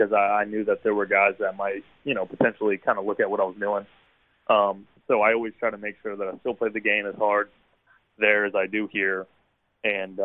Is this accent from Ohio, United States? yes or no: no; Hampton, Virginia, United States; accent: Virginia drawl; I'm from Hampton, Virginia.